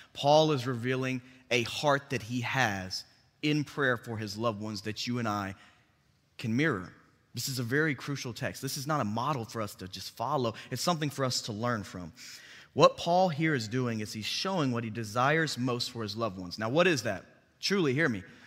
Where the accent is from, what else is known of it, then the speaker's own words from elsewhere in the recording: Bartlett, Tennessee, United States; also born or lived in Memphis, Tennessee; I grew up in Bartlett. I've been in Memphis, Tennessee my entire life.